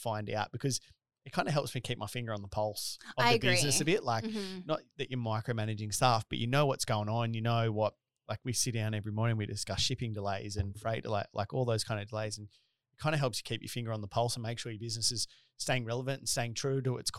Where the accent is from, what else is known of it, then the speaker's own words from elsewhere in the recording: Australia; accent: Bogan; I always say it's my Bogan accent.